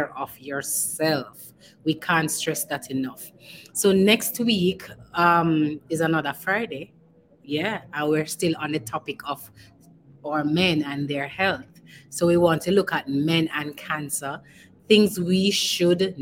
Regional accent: Jamaica; as a Jamaican, we're sociable people

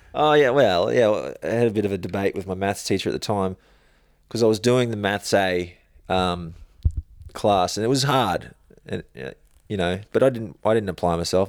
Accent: Logan, Queensland, Australia; grew up in Logan

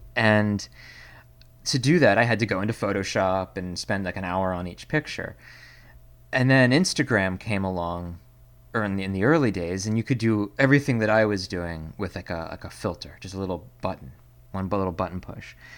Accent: Pennsylvania, United States; now in Seattle, United States; originally from Pennsylvania, which is a state

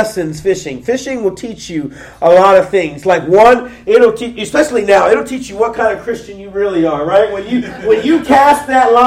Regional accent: Pickerington, Ohio, United States; I grew up in Pickerington

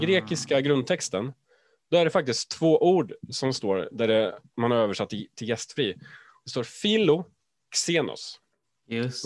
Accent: Sweden; oss svenskar

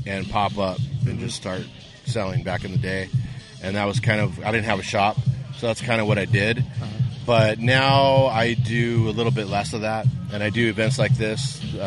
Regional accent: Whittier, California, United States; I grew up in Whittier

